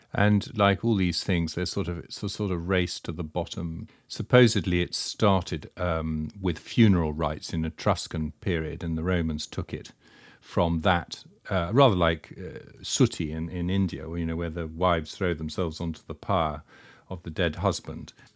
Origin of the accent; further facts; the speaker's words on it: United Kingdom; accent: Britannic; my dreadful Britannic accent